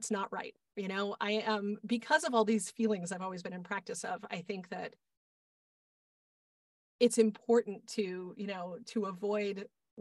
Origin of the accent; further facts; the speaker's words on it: Boston, Massachusetts, United States; I grew up in Boston